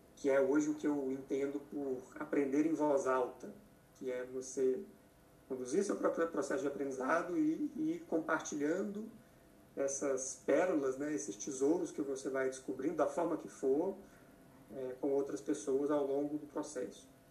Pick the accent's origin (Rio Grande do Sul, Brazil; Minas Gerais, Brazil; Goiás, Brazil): Minas Gerais, Brazil; moved away as an adult; also born or lived in Belo Horizonte; now in São Paulo, Brazil; Eu sou mineiro